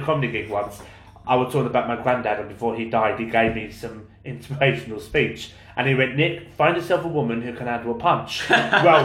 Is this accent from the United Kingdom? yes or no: yes; London, United Kingdom; I was brought up in East London